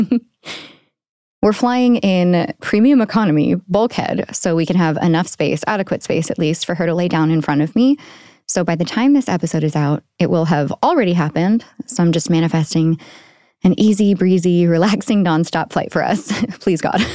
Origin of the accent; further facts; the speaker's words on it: United States; moved away as an adult; now in Paris, France; as an American